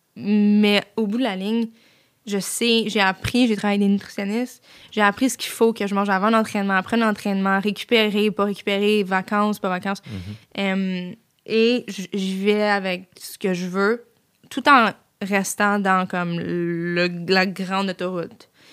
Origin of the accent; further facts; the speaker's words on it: Saint-Jean-sur-Richelieu, Quebec, Canada; je suis revenue chez nous à Saint-Jean